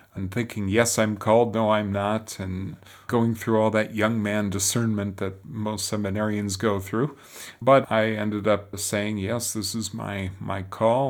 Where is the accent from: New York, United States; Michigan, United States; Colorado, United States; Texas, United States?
Michigan, United States; Detroit; moved away as an adult; now in Rome, Italy; I was born and raised in Detroit.